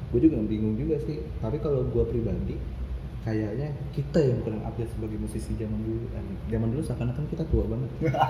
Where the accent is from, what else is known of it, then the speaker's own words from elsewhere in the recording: Bekasi, West Java, Indonesia; kita dari Bekasi